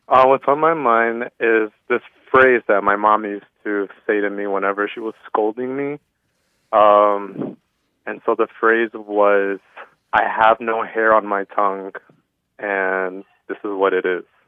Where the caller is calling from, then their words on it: La Crosse, Wisconsin, United States; I'm calling from La Crosse, Wisconsin